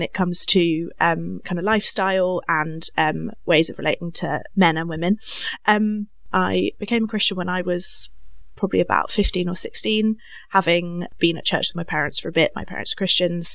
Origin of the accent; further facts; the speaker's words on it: Cambridge, East of England, United Kingdom; I grew up in Cambridge, so went to quite actually the same church I'm at now